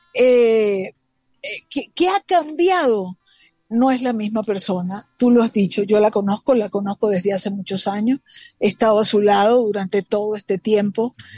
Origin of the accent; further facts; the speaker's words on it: Venezuela; como una venezolana cualquiera